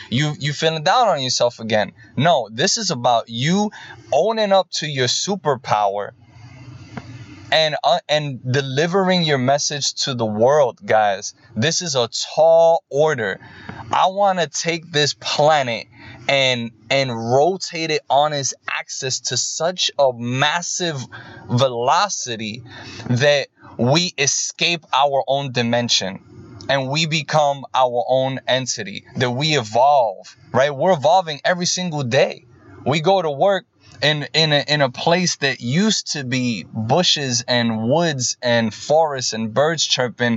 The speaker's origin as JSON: {"language": "English", "region": "New York", "country": "United States", "tie": "born or raised there", "also_born_or_lived": "Boston", "moved": "yes", "said": "I am from Boston. I'm originally from New York. I live here in the United States, born and raised here."}